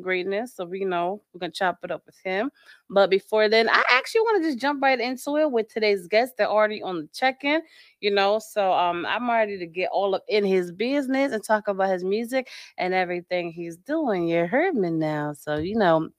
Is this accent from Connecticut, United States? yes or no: yes; Connecticut, United States; now in Florida, United States; I'm originally from Connecticut